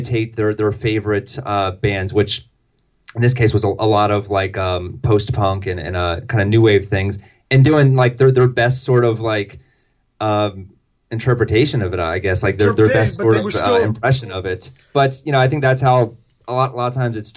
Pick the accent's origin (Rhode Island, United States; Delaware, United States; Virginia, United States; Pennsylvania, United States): Delaware, United States; growing up in Delaware, that meant going to Philly a lot